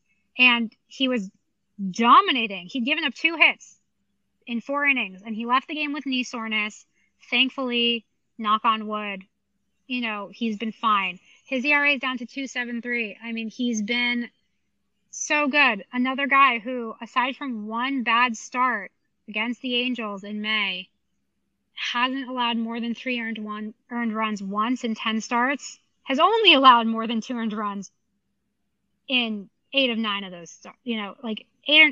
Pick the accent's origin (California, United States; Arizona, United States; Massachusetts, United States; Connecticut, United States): Massachusetts, United States; Brookline; I grew up watching it on Beacon Street in Coolidge Corner, which is right by Fenway Park